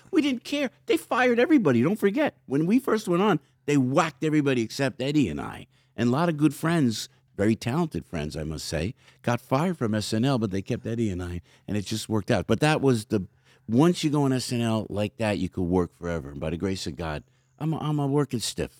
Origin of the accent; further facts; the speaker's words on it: outside Newark, New Jersey, United States; also born or lived in Belleville, New Jersey / Glen Ridge, New Jersey; Family's from Newark. So I came outside of Newark